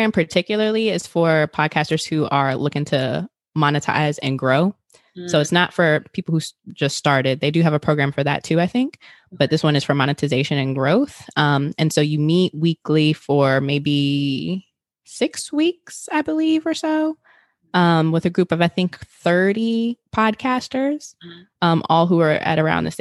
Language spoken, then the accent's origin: English; Richmond, Virginia, United States; I'm originally from Richmond, Virginia